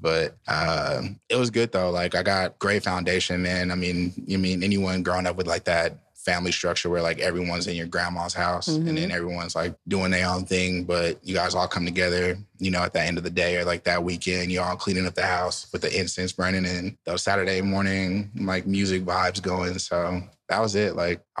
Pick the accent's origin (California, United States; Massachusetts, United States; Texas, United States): California, United States; Richmond; moved away as an adult; also born or lived in Sacramento, California / Louisiana; now in New York, United States; I'm from Richmond, but all my family is from the South.